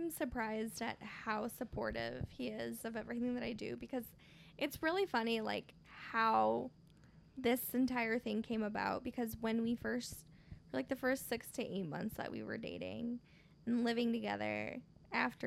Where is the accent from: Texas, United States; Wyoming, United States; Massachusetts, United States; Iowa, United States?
Iowa, United States; Marshalltown; also born or lived in Michoacán, Mexico (family home state); my hometown, Marshtown